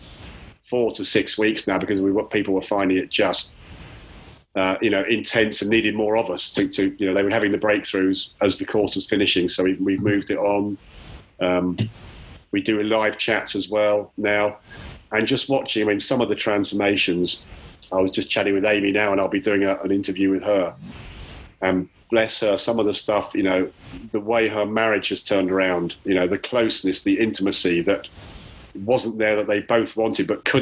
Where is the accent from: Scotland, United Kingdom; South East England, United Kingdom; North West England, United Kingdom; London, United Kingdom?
South East England, United Kingdom; Chalfont St Giles; I'm from Chalfont Bucks in the UK